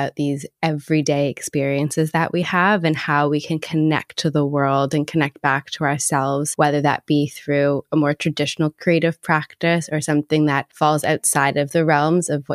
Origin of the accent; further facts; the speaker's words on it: Toronto, Ontario, Canada; moved away as an adult; now in London, United Kingdom; I'm originally from Toronto and I moved to London like 9 years ago now